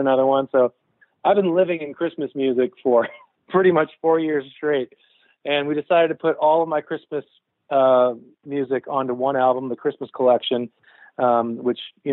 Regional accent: Saint-Hubert, Quebec, Canada; moved away as an adult; now in Nashville, United States; growing up in St. Hubert

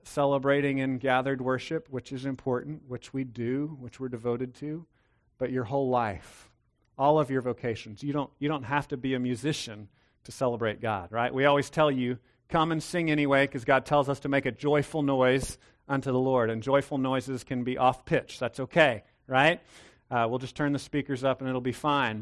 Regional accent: Texas, United States; I was raised in Texas.

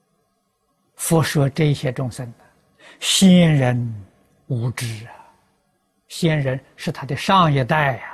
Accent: China; moved away; also born or lived in United States; 我们中国人看任何人都是好人

